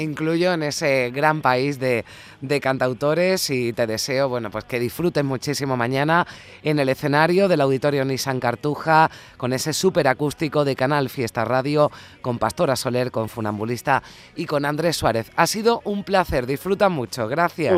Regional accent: Andalusia, Spain

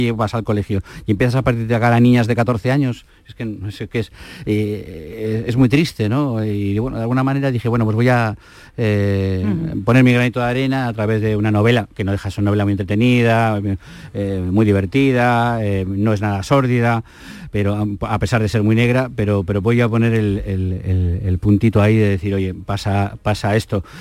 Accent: Basque Country, Spain; also born or lived in Andalusia; now in Santander, Spain; yo soy vasco

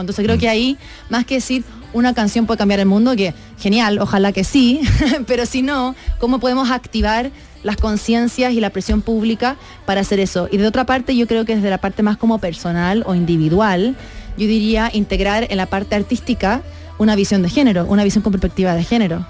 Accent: Chile; moved away as an adult; now in Mexico; yo soy, claro, soy de Chile

